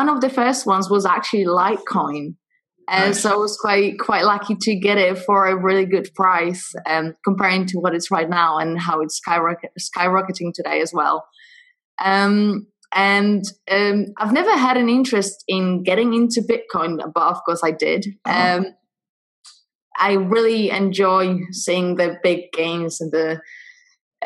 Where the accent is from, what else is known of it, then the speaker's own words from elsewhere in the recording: Poland; accent: Polish; English is a second language; moved away as an adult; now in United Kingdom; I'm originally from Poland, actually, which is where is my accent coming from.